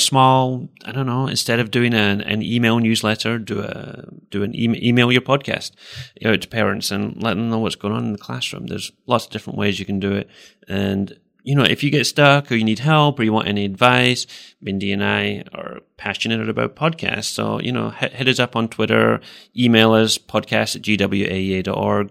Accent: Scotland, United Kingdom; moved away as an adult; also born or lived in England; now in Iowa, United States; I grew up in Scotland and spent most of my life there

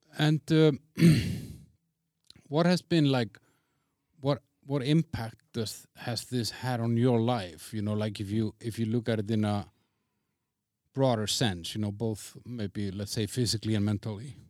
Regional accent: Iceland; I'm from Iceland, so I'm used to rain, I'm used to snow

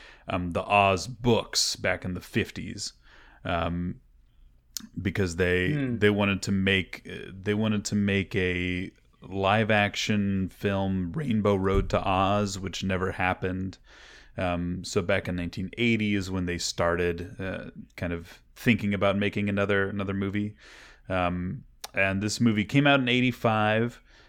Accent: Kansas City, Missouri, United States; now in California, United States; And I'm from the Midwest. I'm from Kansas City. So, you know, oh, we're not in Kansas anymore. That was always like a thing that I dealt with growing up after moving to California.

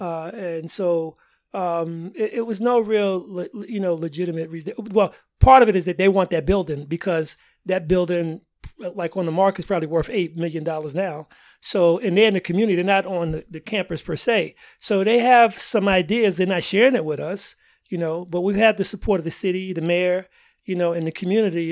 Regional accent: New York City, New York, United States; moved away as an adult; also born or lived in Yonkers, New York; now in Boston, United States; originally I'm from Harlem, New York, uh, and, uh, end up spinning a junior high school and high school in, uh, Yonkers, uh, New York

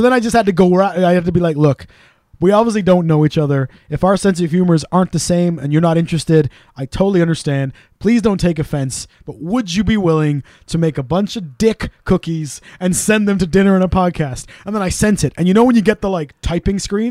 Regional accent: Wales, United Kingdom; We're Welsh.

